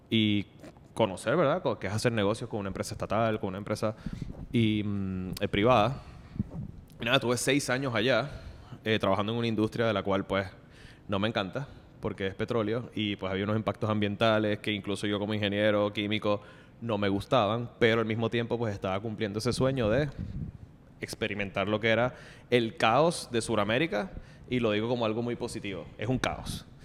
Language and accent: Spanish; Bogotá, Colombia; ah, mala mía, mala mía, que vengo de Bogotá, que era un poquito más formal